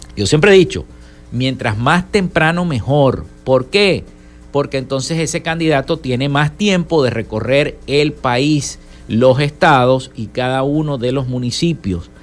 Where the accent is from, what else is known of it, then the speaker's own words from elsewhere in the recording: Venezuela; los venezolanos puedan y podamos decidir